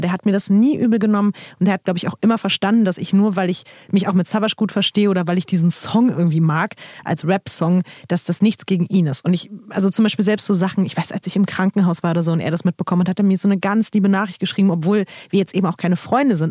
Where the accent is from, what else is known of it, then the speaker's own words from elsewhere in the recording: Berlin, Germany; ich komme halt aus Berlin